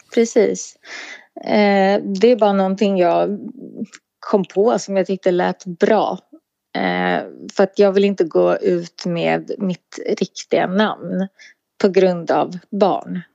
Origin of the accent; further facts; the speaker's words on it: Sollentuna, Stockholm County, Sweden; jag är ifrån Sollentuna